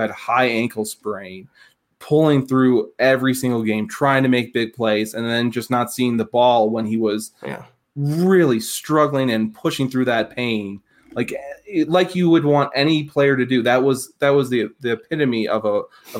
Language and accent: English; Colorado, United States; also born or lived in Cleveland, Ohio; we moved to the great state of Colorado when I was, you know, 3 months old or so